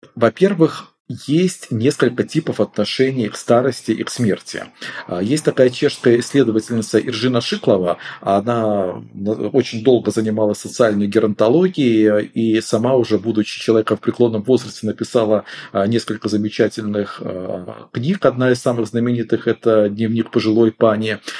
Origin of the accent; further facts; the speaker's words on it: Belarus; moved away; Я сам выходец из Беларуси